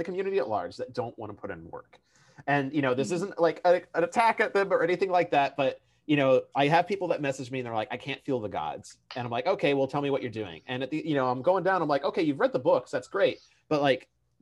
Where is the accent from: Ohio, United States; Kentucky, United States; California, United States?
Kentucky, United States; I'm from Kentucky